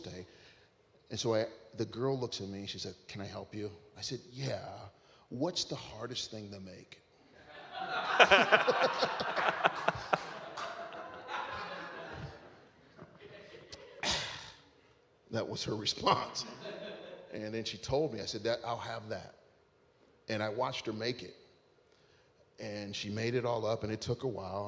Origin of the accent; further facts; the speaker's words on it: Ohio, United States; moved away; I was in my hometown in Ohio. All right. The place where I grew up